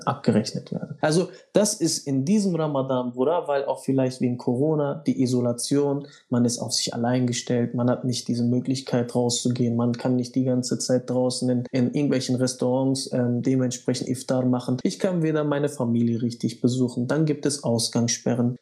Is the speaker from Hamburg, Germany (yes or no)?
no; Bielefeld, North Rhine-Westphalia, Germany; Ich komme aus Bielefeld